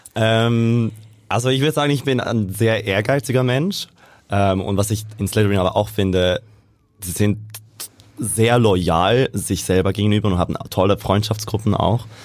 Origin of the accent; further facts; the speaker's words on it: Switzerland; moved away as an adult; also born or lived in Vienna, Austria; now in Hamburg, Germany; ursprünglich bin ich aus der Schweiz. Also ich bin in der mhm. Schweiz aufgewachsen, ähm, zur Schule gegangen und dann fürs Studium